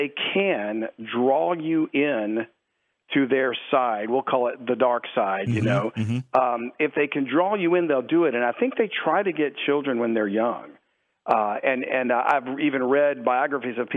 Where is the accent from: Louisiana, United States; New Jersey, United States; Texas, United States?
Louisiana, United States; South; I grew up in South Louisiana